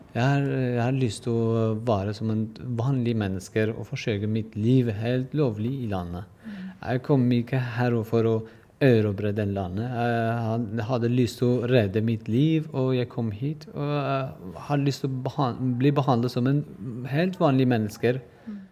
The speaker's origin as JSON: {"language": "Norwegian", "country": "Iran", "second_language": "Norwegian", "moved": "as an adult", "lives_now": "Norway", "said": "Jeg er eh, kurder fra Iran. Jeg kom til Norge 2007"}